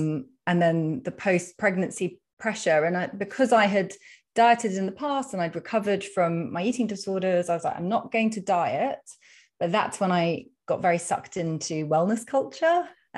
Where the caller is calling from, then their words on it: London, United Kingdom; So, well, you can probably tell from my accent that I am speaking from the UK. I'm in London.